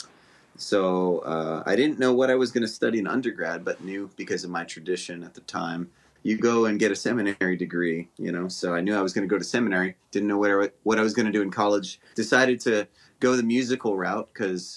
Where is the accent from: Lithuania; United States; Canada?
United States; Honolulu, Hawaii; moved away as an adult; also born or lived in Los Angeles, California; now in Alabama, United States; I grew up in Honolulu, Hawaii